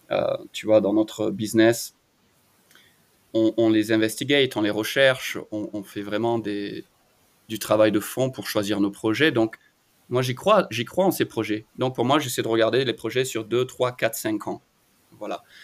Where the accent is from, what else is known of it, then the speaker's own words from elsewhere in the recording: France; moved away as an adult; also born or lived in Australia / Bali, Indonesia; now in United States; je suis parti de la France à 23 ans, j'ai vécu en Australie pendant 10 ans, et ensuite je suis parti à Bali en Indonésie pendant 7 ans